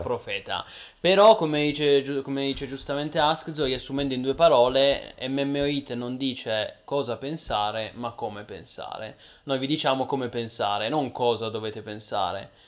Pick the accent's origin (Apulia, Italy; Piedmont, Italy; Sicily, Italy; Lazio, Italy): Piedmont, Italy; io sono piemontese